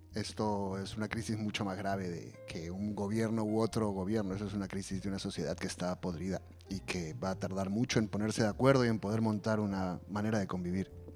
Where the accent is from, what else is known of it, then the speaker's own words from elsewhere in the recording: Peru; now in Spain; las poco más de dos décadas que llevo viviendo fuera de Perú y que te van convirtiendo en una persona que ya nunca volverá a ser el peruano